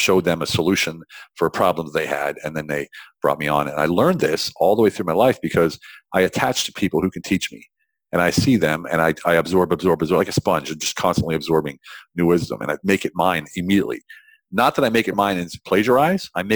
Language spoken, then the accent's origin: English; central Pennsylvania, United States; moved away as an adult; I grew up in central Pennsylvania, which we call lovingly Pennsyltucky